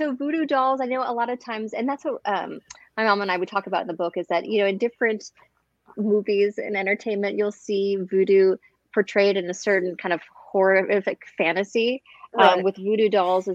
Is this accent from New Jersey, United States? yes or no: no; New Orleans, Louisiana, United States; moved away as an adult; also born or lived in New York City / San Diego / China; now in Arizona, United States; I was raised in New Orleans, Louisiana